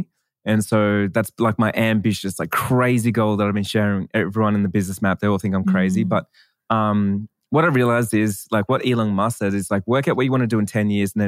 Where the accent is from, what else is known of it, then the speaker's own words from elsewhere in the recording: Australia; I'm Australian